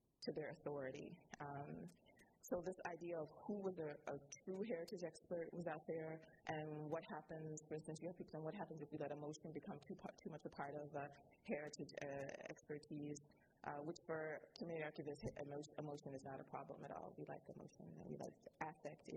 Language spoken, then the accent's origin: English; Chicago, Illinois, United States; moved away as an adult; also born or lived in Doha, Qatar; I am African American from Chicago, Illinois